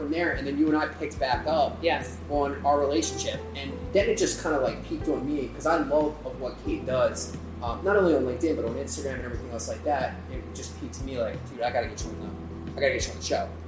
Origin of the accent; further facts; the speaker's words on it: Baltimore, Maryland, United States; I'm from Baltimore.